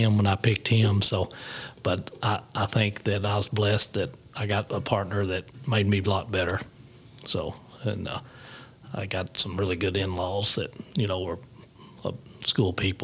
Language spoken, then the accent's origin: English; Harrisburg, Arkansas, United States; I grew up in Harrisburg, which is south of here, south of Jonesboro.